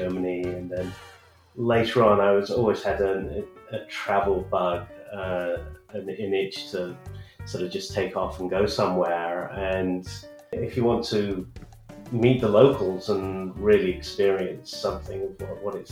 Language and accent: English; United Kingdom; also born or lived in San Francisco Bay Area, United States; now in Austin, United States; I'm a Brit who's living in Austin, Texas.